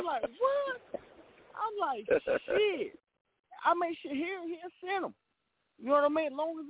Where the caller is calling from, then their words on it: North Carolina, United States; Man, you already know I'm calling in from City Grove, Southern Prep Road, North Carolina, Brother County.